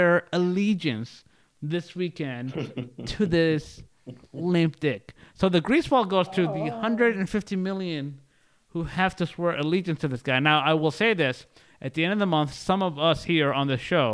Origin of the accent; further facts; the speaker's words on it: Canada; moved away; growing up in the Canada